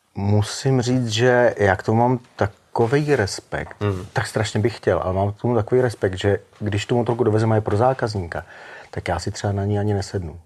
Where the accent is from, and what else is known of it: Czechia